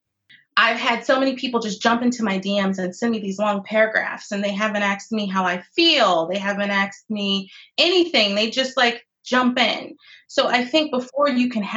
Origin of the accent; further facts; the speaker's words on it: Phoenix, Arizona, United States; I grew up in Phoenix, Arizona